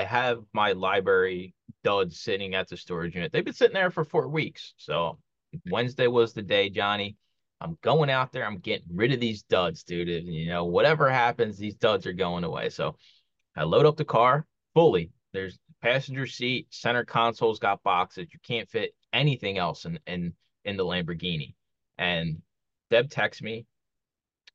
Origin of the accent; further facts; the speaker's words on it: Philadelphia, Pennsylvania, United States; moved away as an adult; I grew up in Kensington. It's a neighborhood in Philly